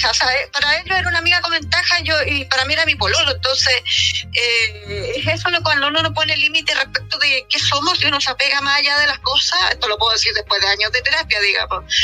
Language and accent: Spanish; Chile; Y yo soy chilena y latinoamericana y por lo tanto dije no.